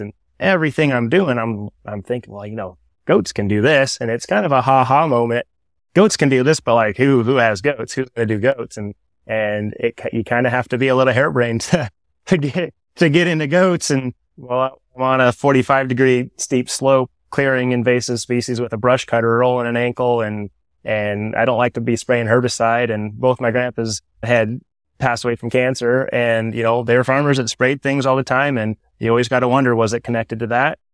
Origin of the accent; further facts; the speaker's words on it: Toledo, Iowa, United States; also born or lived in Pella, Iowa; Originally from this area, South Tama was my school district, the southern half of Tama County. I grew up in Toledo